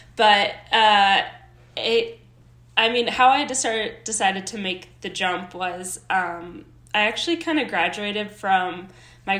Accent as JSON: {"language": "English", "region": "Minnesota", "country": "United States", "tie": "born or raised there", "moved": "as an adult", "lives_now": "Colorado, United States", "said": "I was born and raised in Minnesota"}